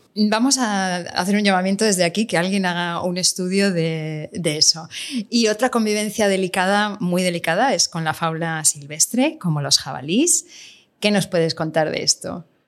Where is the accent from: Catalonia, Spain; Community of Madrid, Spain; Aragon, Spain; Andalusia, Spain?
Catalonia, Spain; La Garrotxa; yo ahora mismo en mi pueblo, en La Garrocha